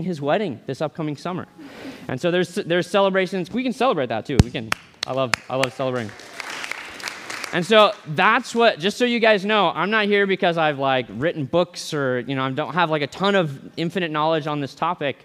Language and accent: English; Boise, Idaho, United States; I'm from Boise.